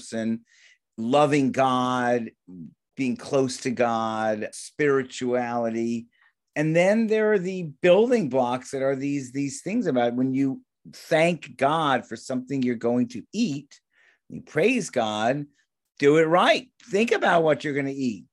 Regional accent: California, United States; I'm from California

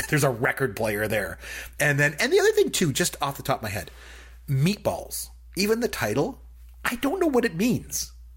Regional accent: Canada; as a Canadian

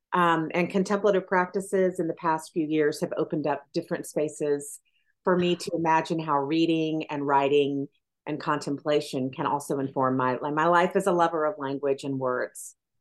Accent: Athens, Tennessee, United States; I was raised in Athens, Tennessee

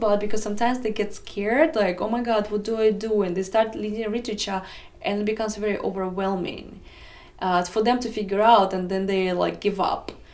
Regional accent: Russia; English is a second language; moved away as an adult; now in United States; It was my first major in Russia. So when I moved to America 9 years ago

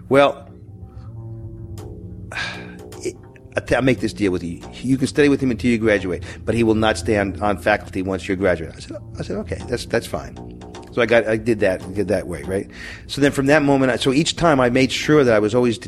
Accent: Syracuse, New York, United States; moved away; also born or lived in Boston / New Hampshire / Los Angeles; I'm from Syracuse. I moved to Boston in New Hampshire area.

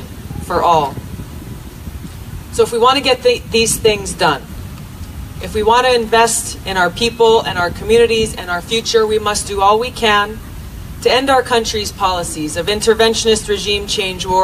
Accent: Hawaii, United States; Growing up in Hawaii, beautiful place

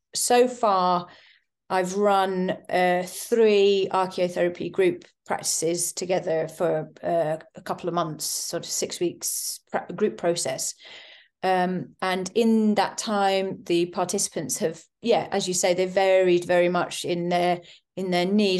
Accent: East Sussex, South East England, United Kingdom; I grew up in East Sussex, actually near in the Weald

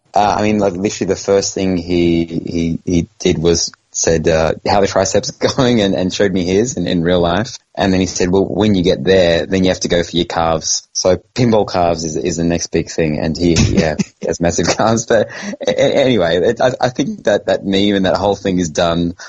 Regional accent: Australia; moved away; I'm from Australia

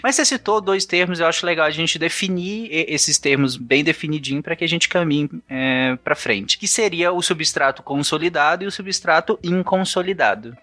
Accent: Goiânia, Goiás, Brazil; Eu sou de Goiânia

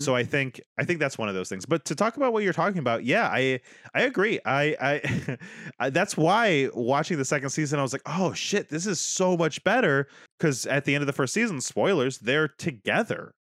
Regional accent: United States

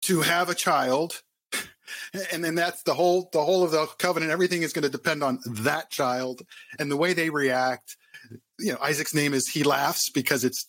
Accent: Southern California, United States; moved away as an adult; also born or lived in Arizona / Philadelphia; I was born and raised in Southern California

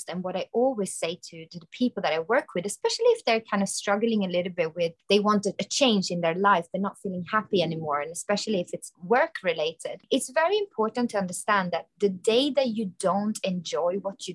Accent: Sweden; I am from Sweden.

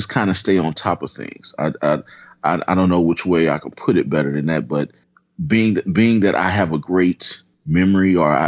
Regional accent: St. Louis, Missouri, United States; I'm originally from St. Louis, Missouri

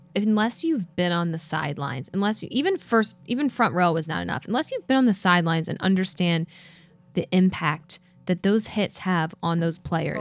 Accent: Philadelphia, Pennsylvania, United States; I come from Philadelphia

